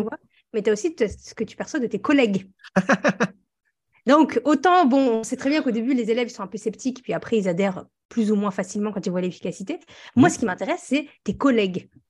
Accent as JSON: {"language": "French", "region": "northern France", "country": "France", "said": "on vient tous les deux du nord de la France"}